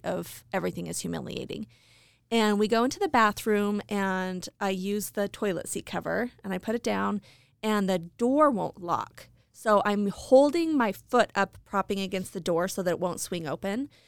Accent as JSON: {"language": "English", "town": "Idaho Falls", "region": "Idaho", "country": "United States", "tie": "born or raised there", "said": "I grew up in Idaho Falls."}